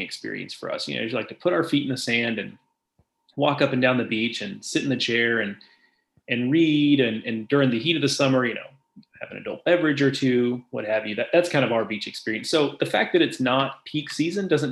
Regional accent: Gulf Coast, United States; moved away; I grew up on the Gulf Coast

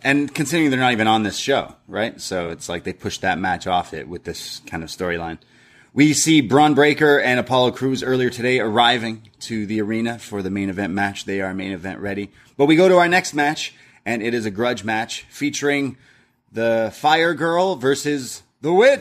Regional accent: Canada; We're Canadian and British

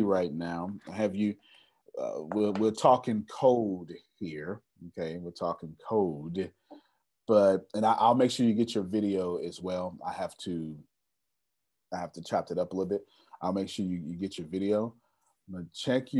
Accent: Galveston, Texas, United States; since I'm from Galveston

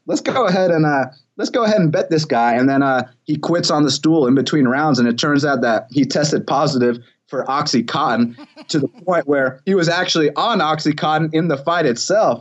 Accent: Atlanta, Georgia, United States; I am from Atlanta

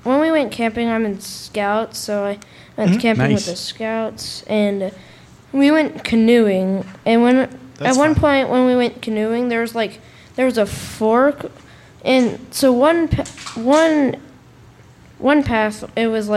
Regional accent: Nashville, Tennessee, United States; Nashville, Tennessee.

